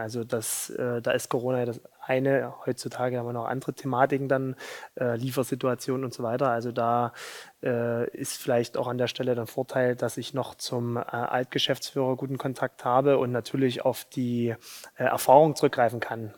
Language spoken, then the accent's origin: German; Saxony, Germany; ich will doch aber in Sachsen bleiben, in mein, bei meiner Familie, in meiner Heimat